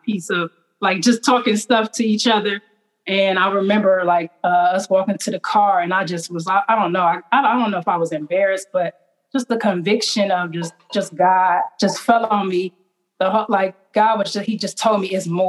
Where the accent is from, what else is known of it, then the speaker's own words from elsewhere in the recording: East Cleveland, Ohio, United States; growing up in East Cleveland